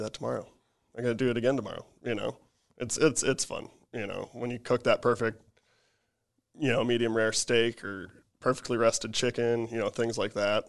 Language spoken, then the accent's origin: English; Chamberlain, South Dakota, United States; moved away; I'm from Chamberlain, South Dakota, so there's not much to do up there.